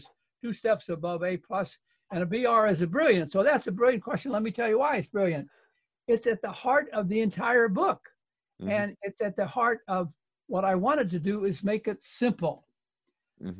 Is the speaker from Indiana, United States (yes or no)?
yes; Indianapolis, Indiana, United States; also born or lived in West Coast; now in Connecticut, United States; I'm originally a Hoosier from Indianapolis, and I got lost in the West Coast